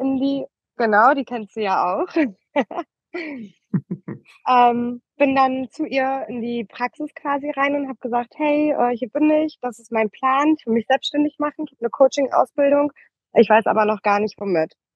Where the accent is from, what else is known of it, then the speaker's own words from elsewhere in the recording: Oldenburg, Lower Saxony, Germany; moved away as an adult; also born or lived in Berlin; tatsächlich komme ich aus ähm, Oldenburg